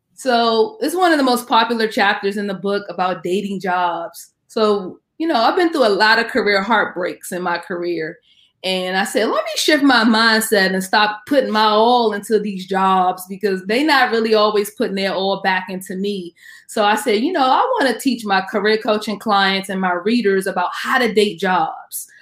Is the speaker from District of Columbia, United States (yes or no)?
yes; Washington, District of Columbia, United States; I am from the Washington, D.C. area